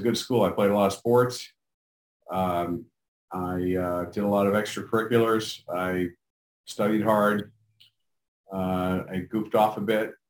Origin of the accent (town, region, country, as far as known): Manhattan, New York, United States; born or raised there